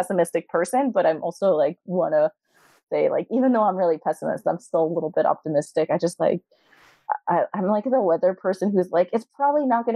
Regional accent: New York, United States; I'm from New York

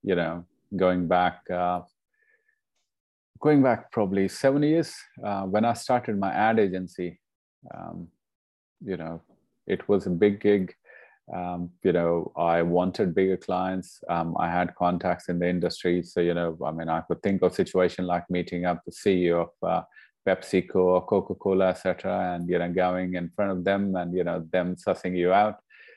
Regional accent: India; moved away as an adult; now in Australia; as I was growing up in India, my family started a charity in the name of my grandfather

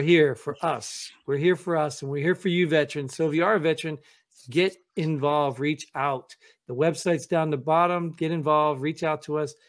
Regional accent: United States; as an American

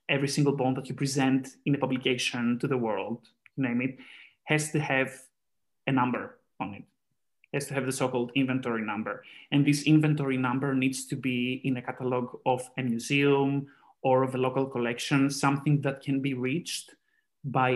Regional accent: Greece; now in Austria; I have done fieldwork in Greece, where I originally come from as well

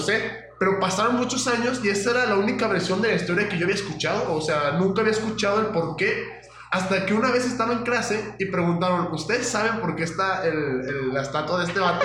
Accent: Aguascalientes, Mexico; Yo soy de Aguascalientes

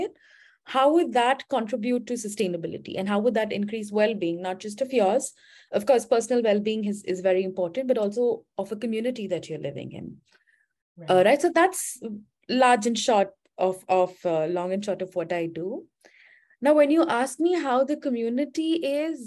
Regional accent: India; moved away as an adult; now in United States; am from India. I think I'm based at, I'm based in the US now.

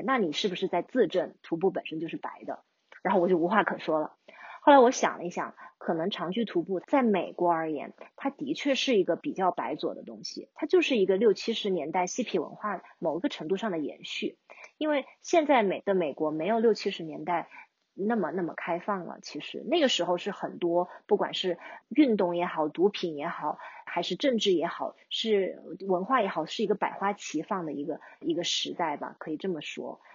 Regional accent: China; 但是你说我作为一个中国人

